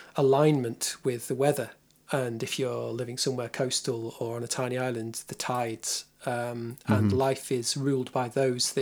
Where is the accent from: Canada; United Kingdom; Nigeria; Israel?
United Kingdom; England; in England as an English person with no other